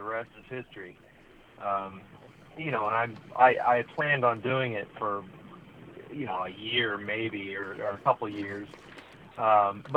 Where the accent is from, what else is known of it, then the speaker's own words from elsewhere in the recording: Santa Clarita, California, United States; I grew up in the Santa Clarita Valley